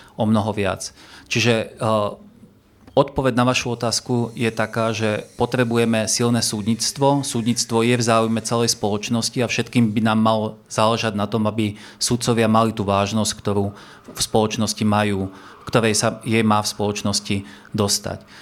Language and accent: Slovak; Partizánske, Trenčín Region, Slovakia; Ja sám som z Partizánskeho